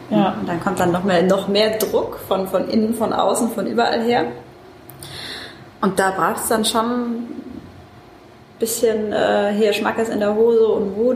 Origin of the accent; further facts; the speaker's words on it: Mannheim, Baden-Württemberg, Germany; ich bin äh, Mannheimerin, deswegen schön, dass du nach Mannheim gekommen bist.